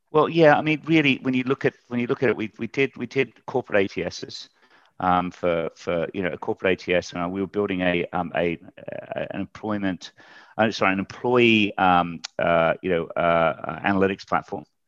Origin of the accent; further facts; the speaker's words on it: Australia; moved away as an adult; also born or lived in United Kingdom; I'm an Aussie. I, um, actually went to, uh, the U K when I was twenty-five and got into recruitment then